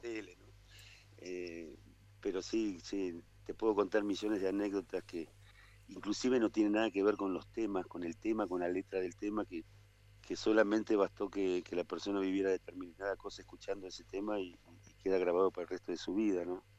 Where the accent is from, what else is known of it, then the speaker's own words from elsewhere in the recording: Buenos Aires, Argentina; moved away as an adult; now in Nono, Argentina; soy, porteño y, y hace veintipico de años me vine a vivir a la sierra